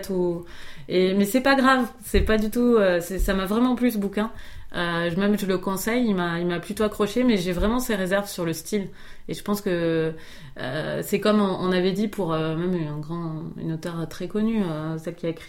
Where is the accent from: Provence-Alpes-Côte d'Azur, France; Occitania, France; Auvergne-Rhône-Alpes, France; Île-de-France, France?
Occitania, France; Rodez; de Rodez, de ma ville natale.